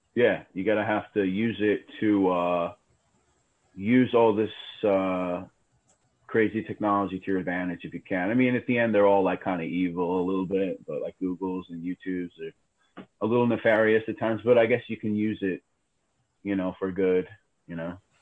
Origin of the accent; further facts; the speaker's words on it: New York City, New York, United States; also born or lived in Brooklyn; I grew up in Queens, man. Uh, I was born in Brooklyn. I grew up in Queens